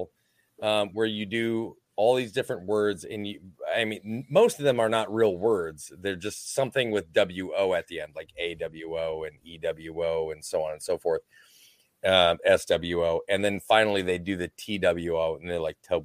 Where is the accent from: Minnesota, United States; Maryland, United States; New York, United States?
Minnesota, United States; I'm Minnesotan